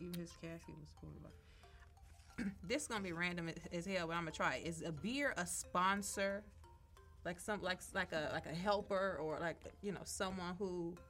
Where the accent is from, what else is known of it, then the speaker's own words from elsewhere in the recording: Flint, Michigan, United States; I'm from Flint, though.